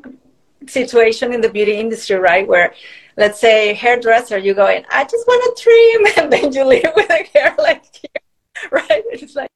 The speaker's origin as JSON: {"language": "English", "country": "Mexico", "moved": "yes", "said": "I moved from Mexico. I'm originally from Mexico."}